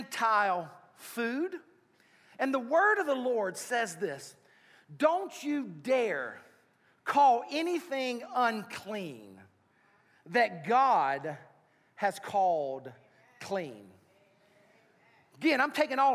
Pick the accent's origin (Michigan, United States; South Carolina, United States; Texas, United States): South Carolina, United States; I'm from South Carolina